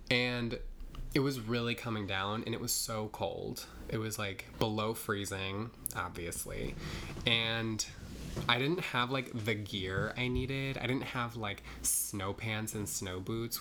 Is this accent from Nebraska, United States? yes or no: yes; Nebraska, United States; now in New York, United States; I grew up in Nebraska